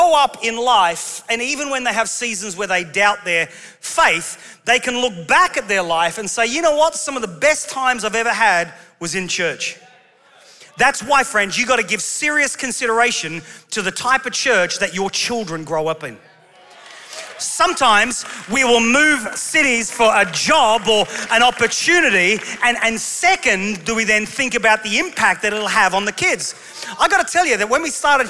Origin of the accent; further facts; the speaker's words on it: England, United Kingdom; we're English